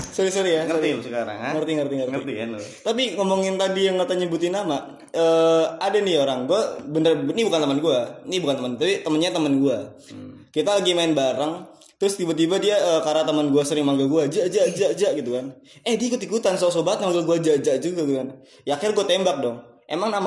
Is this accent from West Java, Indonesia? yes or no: yes; Bekasi, West Java, Indonesia; Walaupun kita orang Bekasi, ya udahlah